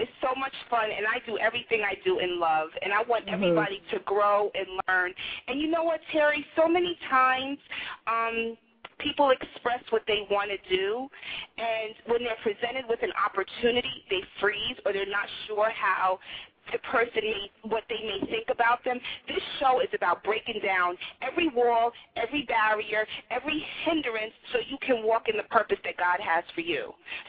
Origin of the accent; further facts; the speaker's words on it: New York, United States; moved away as an adult; now in Atlanta, United States; I'm a New Yorker